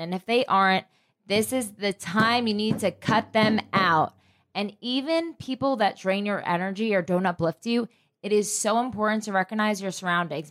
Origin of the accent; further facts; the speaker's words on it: New Jersey, United States; I am from Jersey